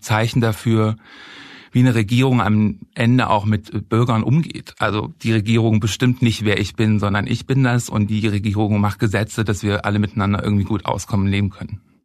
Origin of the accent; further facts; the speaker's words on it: Halle, Saxony-Anhalt, Germany; moved away as an adult; now in Berlin, Germany; ich bin in Halle geboren und aufgewachsen